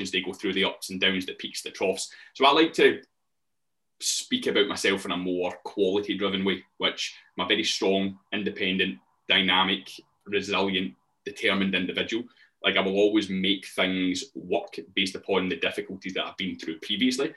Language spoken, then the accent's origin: English; Glasgow, Scotland, United Kingdom; I'm an online coach. I come from Glasgow.